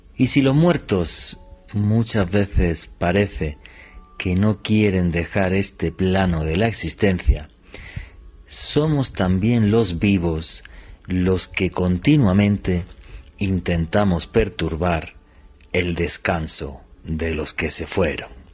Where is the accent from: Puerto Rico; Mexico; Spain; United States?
Spain; Granada, Andalusia; en la ciudad de Granada, en España, de donde soy